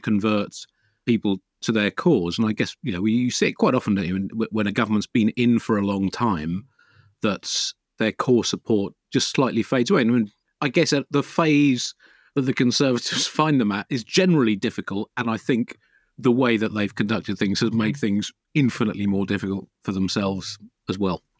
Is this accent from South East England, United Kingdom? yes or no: yes; Tunbridge Wells, South East England, United Kingdom; My parents always got the Telegraph when I was a kid growing up in Tunbridge Wells